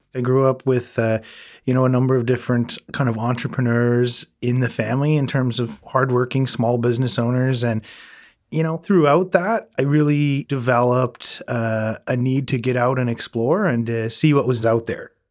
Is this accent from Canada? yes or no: yes; Prince Edward Island, Canada; I grew up in Prince Edward Island